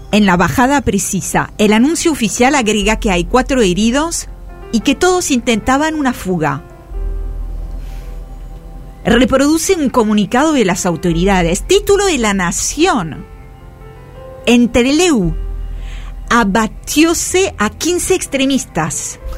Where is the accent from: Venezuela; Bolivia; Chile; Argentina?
Argentina; grité, soy un periodista argentino. Y les mostré la credencial.